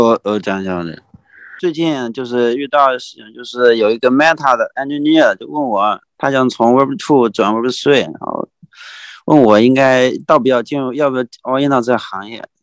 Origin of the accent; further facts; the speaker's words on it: Wenzhou, Zhejiang, China; 我是温州人嘛